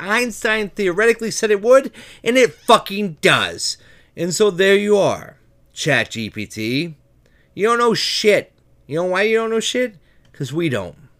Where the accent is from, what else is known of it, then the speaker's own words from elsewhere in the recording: United States; I'm an American